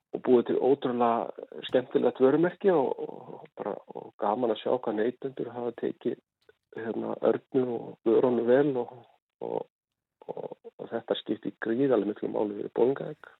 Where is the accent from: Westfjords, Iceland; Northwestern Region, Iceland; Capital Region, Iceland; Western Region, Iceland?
Westfjords, Iceland; Ísafjörður; now in Bolungarvík, Iceland; þegar ég var allast upp á Ísafjörði